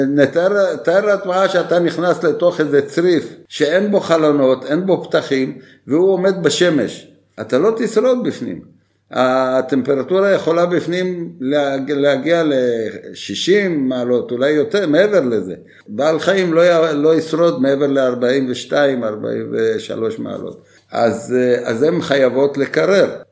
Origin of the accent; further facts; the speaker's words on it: Bulgaria; now in Israel; כילד שגדלתי בבולגריה בתקופה של השלטון הקומוניסטי